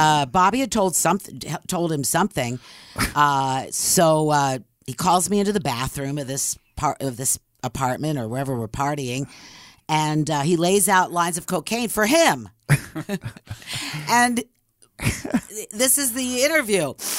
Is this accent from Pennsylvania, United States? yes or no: yes; Philadelphia, Pennsylvania, United States; I'm from Philly